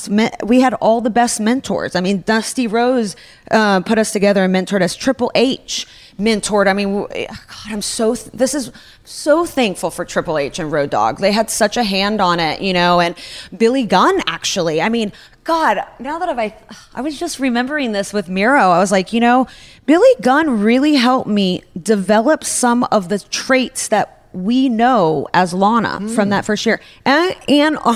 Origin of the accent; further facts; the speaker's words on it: Russia; moved away; I grew up in Russia